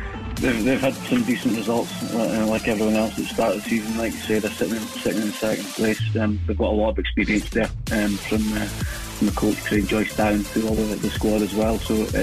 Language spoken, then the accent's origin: English; Singapore; also born or lived in Aberdeen, United Kingdom; I grew up in Singapore, so I was born in Aberdeen, but grew up in Singapore.